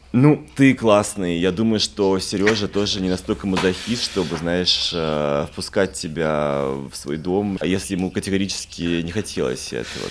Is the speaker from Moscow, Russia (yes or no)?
yes; Moscow, Russia; moved away; also born or lived in Paris; я из Москвы